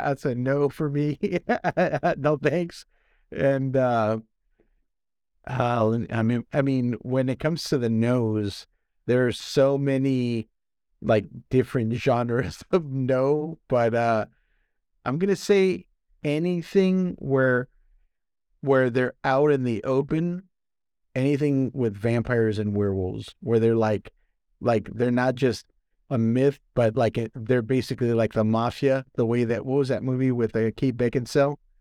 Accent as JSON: {"language": "English", "country": "United States", "said": "I am American."}